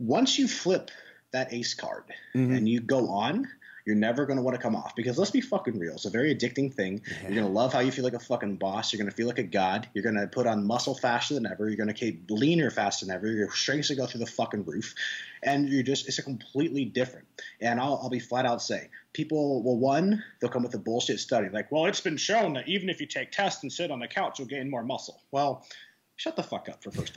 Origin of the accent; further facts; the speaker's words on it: Nebraska, United States; I am actually from Nebraska